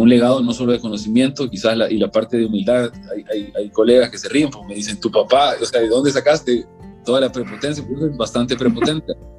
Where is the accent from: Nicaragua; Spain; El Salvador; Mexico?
El Salvador; mi papá era ingeniero agrónomo, pues, de, de aquí de El Salvador. Yo crecí prácticamente estudiando agricultura